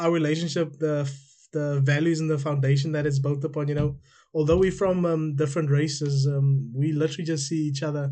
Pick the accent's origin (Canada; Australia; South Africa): South Africa; now in United Kingdom